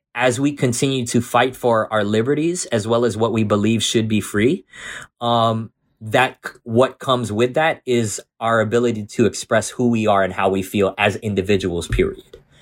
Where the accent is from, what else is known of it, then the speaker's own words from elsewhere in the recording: Jersey City, New Jersey, United States; also born or lived in South Amboy, New Jersey / Sayreville, New Jersey; I was growing up in Jersey City, so there was Filipinos everywhere